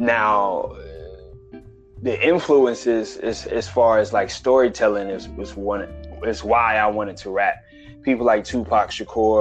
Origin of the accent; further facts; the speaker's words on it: Newport News, Virginia, United States; also born or lived in Raleigh, North Carolina; now in New York, United States; I am from Newport News, Virginia